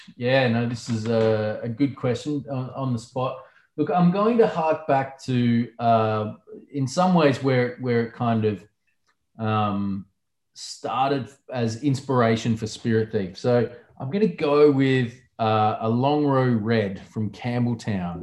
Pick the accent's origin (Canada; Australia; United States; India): Australia; South Australia; my home state where I grew up